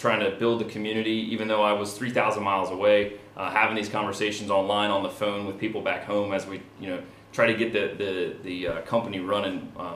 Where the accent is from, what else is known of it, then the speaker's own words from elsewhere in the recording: Delaware, United States; also born or lived in San Diego; Yeah, so I'm originally from Delaware. I grew up here